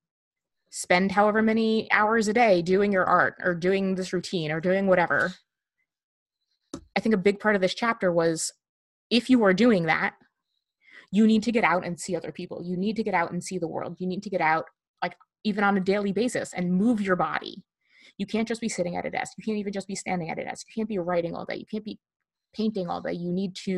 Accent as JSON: {"language": "English", "region": "New Jersey", "country": "United States", "tie": "born or raised there", "said": "growing up in Jersey"}